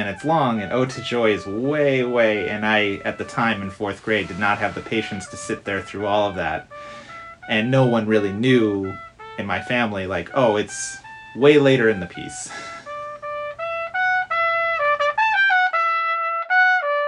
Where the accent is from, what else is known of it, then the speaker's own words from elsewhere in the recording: Detroit, Michigan, United States; I grew up in the Detroit area of Michigan